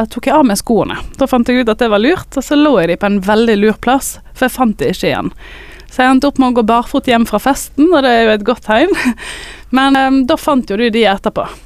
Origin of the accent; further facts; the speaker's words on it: Askøy, Vestland, Norway; jeg er fra Askøy